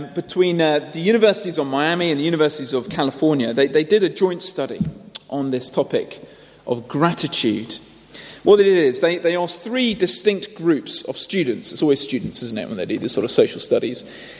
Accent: United Kingdom; Now, we might dismiss this as not really very necessary. We might say, well, my culture, I'm British, we might say my culture is a little bit this way inclined.

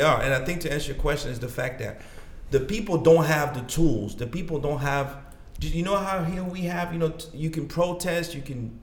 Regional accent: DR Congo; English is a second language; also born or lived in Gabon / Roxbury, Boston, United States; now in Boston, United States; I grew up and born there

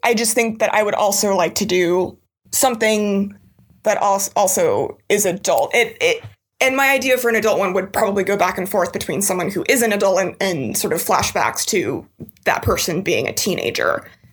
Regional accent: Northern California, United States; moved away as an adult; also born or lived in Los Angeles; now in Wellington, New Zealand; I'm originally from Northern California

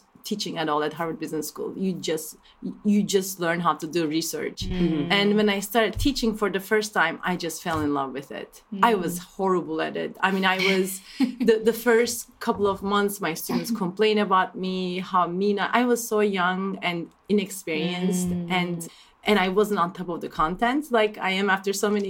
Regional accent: Turkey; moved away as an adult; now in United States; I grew up in Turkey

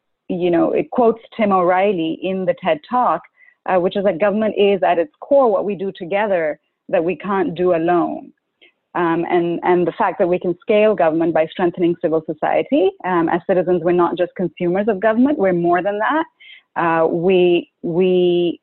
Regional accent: Karachi, Sindh, Pakistan; I grew up in Pakistan, and growing up in a country like Pakistan

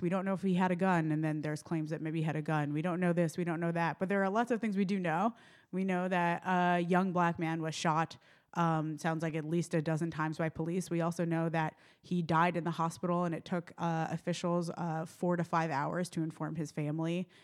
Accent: New York City, New York, United States; moved away; I'm from New York City originally

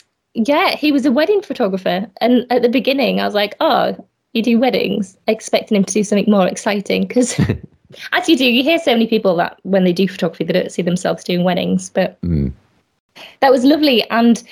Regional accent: Yorkshire and the Humber, United Kingdom; also born or lived in Hull / Bradford; Yeah, I'm from Yorkshire. I've lived in Yorkshire all my life, but I've just moved around quite a lot.

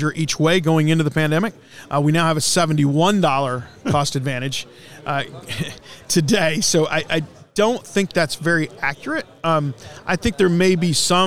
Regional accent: Gainesville, Texas, United States; also born or lived in Fort Worth, Texas; I'm actually from North Texas, born in Fort Worth, grew up in Cook County up by Gainesville.

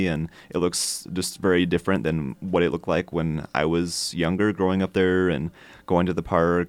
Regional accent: Grinnell, Iowa, United States; So when I was in high school, actually, there were several redevelopment type projects. And my senior year, actually, there was a bond issue that the city proposed to build new

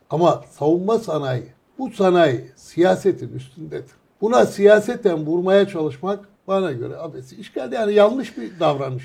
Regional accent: Sürmene, Trabzon, Turkey; Dedim Surmaneli

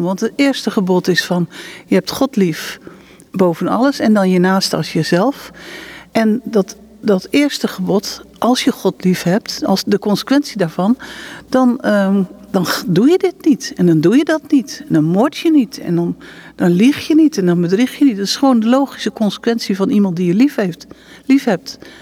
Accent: Netherlands; moved away as an adult; now in Israel; we komen natuurlijk uit Nederland

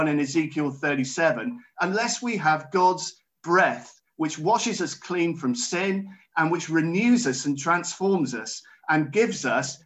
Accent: Wiltshire, South West England, United Kingdom; When I was growing up in Wiltshire, we used to attend Siren Sister Baptist Church

